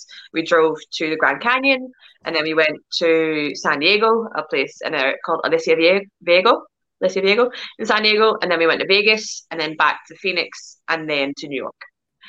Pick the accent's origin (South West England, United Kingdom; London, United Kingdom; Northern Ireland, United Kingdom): Northern Ireland, United Kingdom; now in Glasgow, United Kingdom; I'm Irish, but I live in Glasgow, Scotland.